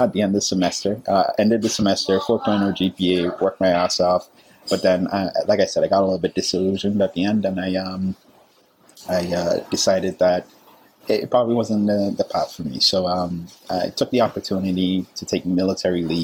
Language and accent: English; Antigua & Barbuda; moved away as an adult; also born or lived in South America; now in United States; I'm originally from the Caribbean, small little island, Antigua